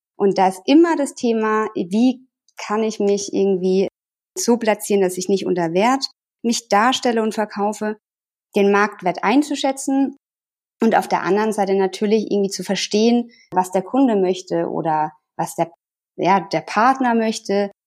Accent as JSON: {"language": "German", "town": "Sinsheim", "region": "Baden-Württemberg", "country": "Germany", "tie": "born or raised there", "moved": "as an adult", "lives_now": "Tyrol, Austria", "said": "Ich komme aus der Nähe von äh, Sinsheim"}